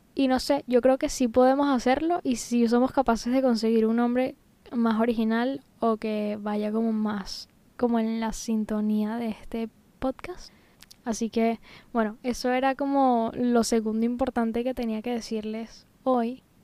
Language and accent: Spanish; Venezuela; moved away as an adult; now in Tenerife, Spain; yo soy venezolana, pero desde hace casi seis años estoy viviendo en España, concretamente en Tenerife, en las Islas Canarias